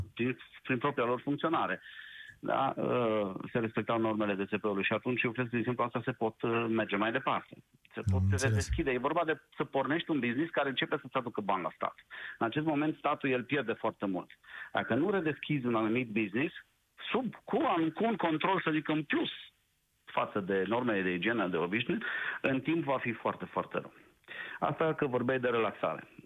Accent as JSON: {"language": "Romanian", "town": "Cluj-Napoca", "region": "Cluj County", "country": "Romania", "said": "Eu uh, nu fost sunt din Cluj-Napoca, sunt și eu cadru medical"}